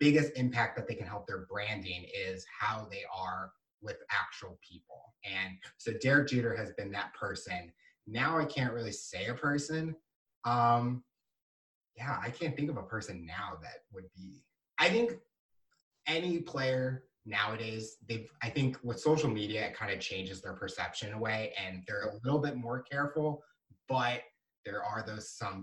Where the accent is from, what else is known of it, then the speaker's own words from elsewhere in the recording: St. Louis, Missouri, United States; I'm from St. Louis